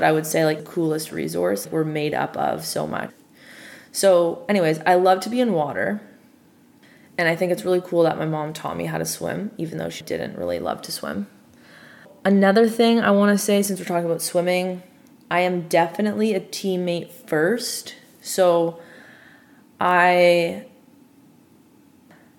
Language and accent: English; Toronto, Ontario, Canada; a Canadian from Toronto, born and bred